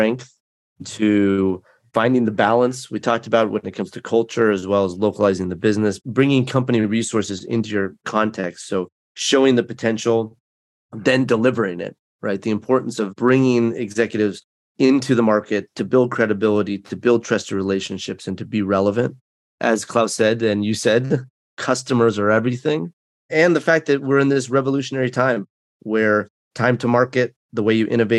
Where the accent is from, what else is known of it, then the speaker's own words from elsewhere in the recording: United States; as an American